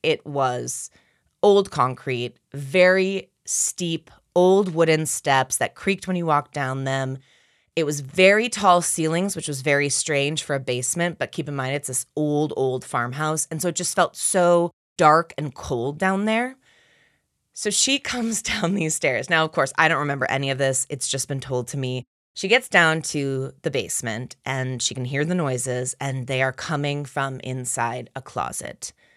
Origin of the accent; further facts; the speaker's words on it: Minneapolis, Minnesota, United States; I'm from Minneapolis, Minnesota